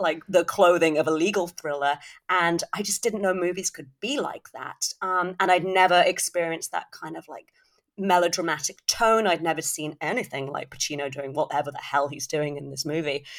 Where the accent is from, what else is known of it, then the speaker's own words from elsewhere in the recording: United Kingdom; as a Brit